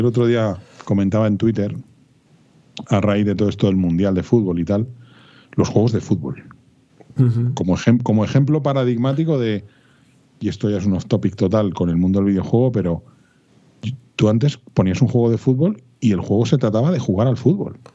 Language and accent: Spanish; Madrid, Community of Madrid, Spain; Yo soy de Vallecas